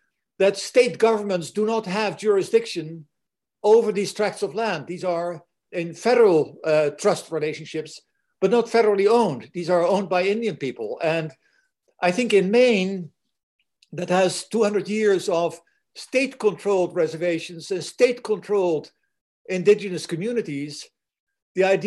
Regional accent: Netherlands; English is a second language; now in United States; I'm a Dutchman, I live here, I'm not an American citizen, I'm a Dutch citizen, but I've lived here for a long time

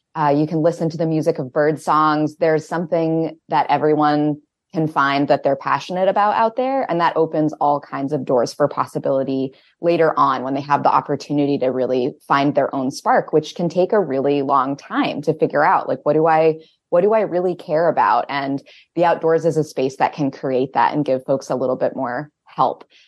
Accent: Winterport, Maine, United States; I grew up in Winterport, just south of Bangor

